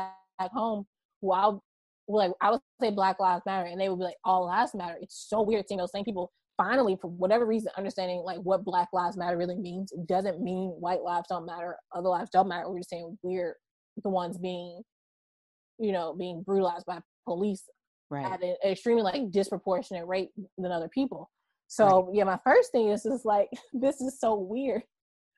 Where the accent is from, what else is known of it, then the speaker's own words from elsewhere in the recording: Baton Rouge, Louisiana, United States; where I grew up in Baton Rouge.